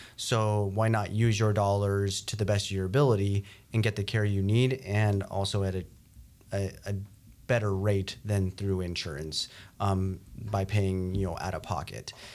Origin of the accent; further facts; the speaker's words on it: New Mexico, United States; moved away as an adult; now in North Dakota, United States; I grew up in New Mexico